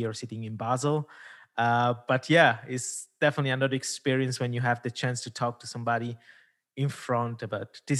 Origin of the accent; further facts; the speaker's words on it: Italy; first language Italian; English is a second language; it's not my mother tongue. I'm Italian mother tongue